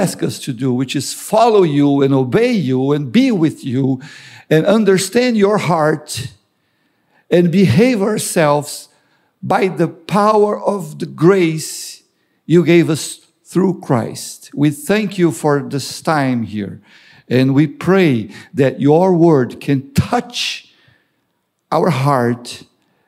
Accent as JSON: {"language": "English", "country": "Brazil", "also_born_or_lived": "New Jersey / Florida", "moved": "as an adult", "lives_now": "Long Island, United States", "said": "I'm from Brazil, living in the U.S. for, 23, 24 years."}